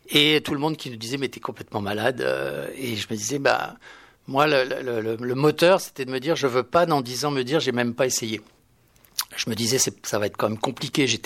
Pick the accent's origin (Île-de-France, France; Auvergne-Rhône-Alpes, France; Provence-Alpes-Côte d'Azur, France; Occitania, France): Provence-Alpes-Côte d'Azur, France; Aix-en-Provence; moved away as an adult; now in Paris, France; moi je je suis de je suis provincial je suis de d'Aix-en-Provence